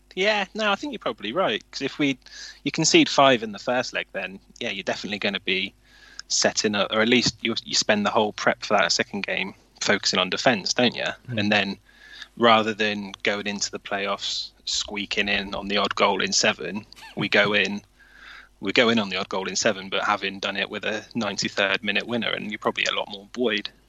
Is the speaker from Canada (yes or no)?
no; Swindon, South West England, United Kingdom; growing up in Swindon in the early and mid 90s